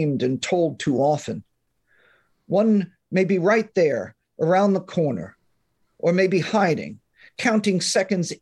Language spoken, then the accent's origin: English; northern New Jersey, United States; also born or lived in Manhattan, New York; now in California, United States; I was born in Manhattan, raised in northern New Jersey. And I live in California now